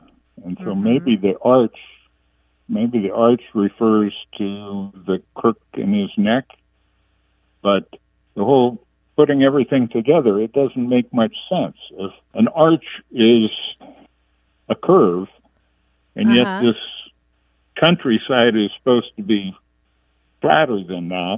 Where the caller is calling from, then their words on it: Carmichael, California, United States; I'm calling you from Carmichael, California, a suburb of Sacramento.